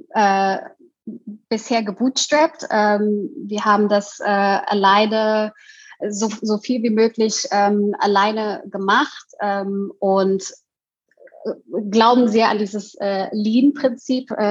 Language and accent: German; Indonesia; Und ich komme aus Indonesien und in Indonesien ähm, hat man sehr viele äh, Straßenessen, also Streetfood.